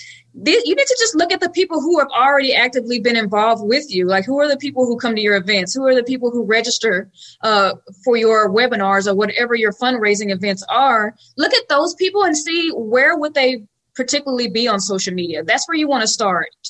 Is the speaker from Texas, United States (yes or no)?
yes; Dallas, Texas, United States; accent: Dallas, Texas; I am actually born and raised here in Dallas